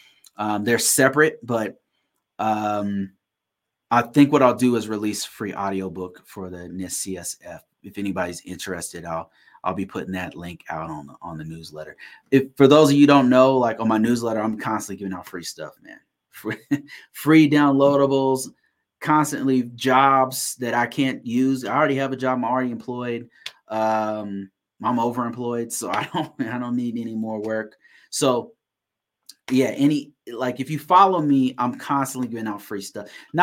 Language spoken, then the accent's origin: English; Sacramento, California, United States; now in Colorado, United States; No, actually I'm originally from Sacramento, California. Right now I'm in Colorado. Been living here. This is a place I call home now.